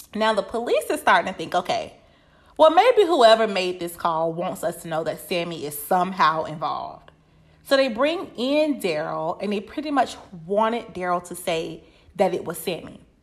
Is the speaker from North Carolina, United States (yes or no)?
yes; Winston-Salem, North Carolina, United States; my hometown of Winston-Salem, North Carolina